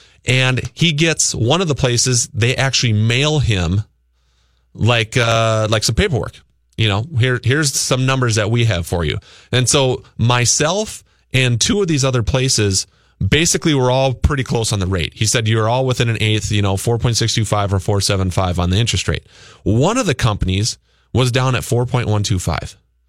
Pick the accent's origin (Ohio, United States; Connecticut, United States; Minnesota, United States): Minnesota, United States; Luverne; moved away; my hometown of Laverne, Minnesota.